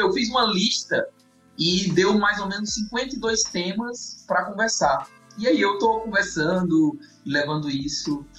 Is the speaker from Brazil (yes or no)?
yes; Ceará, Brazil; now in Campinas, Brazil; Eu sou do Ceará, Andres, sou do Ceará